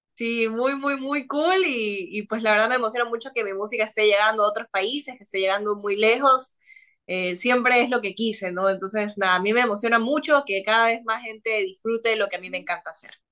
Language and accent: Spanish; Ecuador; acá en Ecuador